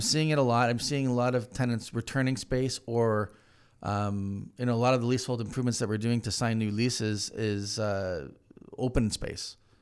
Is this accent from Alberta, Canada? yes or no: no; Hamilton, Ontario, Canada; moved away; I'm from Hamilton originally